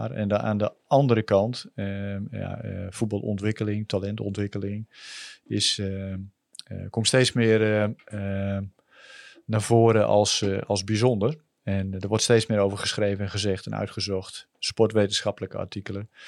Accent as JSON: {"language": "Dutch", "region": "Groningen", "country": "Netherlands", "tie": "born or raised there", "said": "Ik ben eh, eh, opgegroeid en ik ben geboren aan de Florenkade. Eh, bij de Oostersluis. En daar woonden wij vrij lang met mijn ouders en mijn zus."}